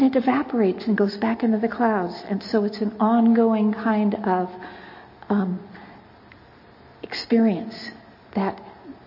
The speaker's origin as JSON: {"language": "English", "region": "California", "country": "United States", "said": "I'm from California"}